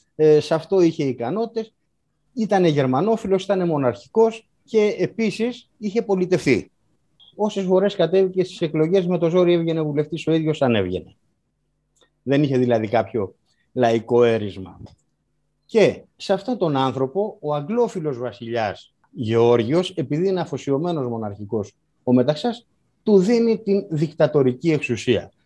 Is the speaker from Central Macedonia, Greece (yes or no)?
no; Karditsa, Thessaly, Greece; η πατρίδα μου η Καρδίτσα